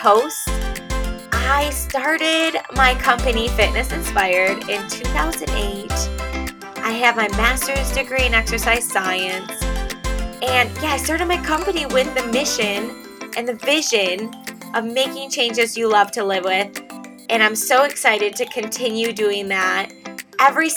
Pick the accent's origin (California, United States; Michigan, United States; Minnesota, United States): Michigan, United States; moved away as an adult; also born or lived in Pennsylvania; we ended up moving back to my home state of Michigan